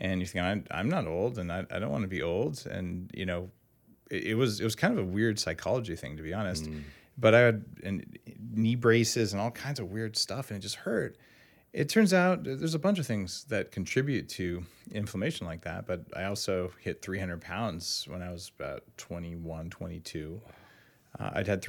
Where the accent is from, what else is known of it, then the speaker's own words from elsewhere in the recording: New Mexico, United States; also born or lived in Bay Area; now in California, United States; And I'm from New Mexico originally.